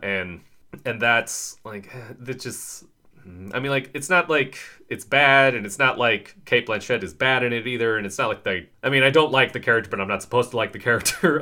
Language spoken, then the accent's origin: English; United States; we are two dudes from America